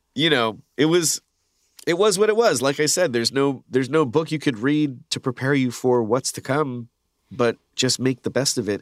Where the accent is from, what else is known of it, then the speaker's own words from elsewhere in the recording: Canada; moved away as an adult; now in United States; being Canadian too, it's like we moved here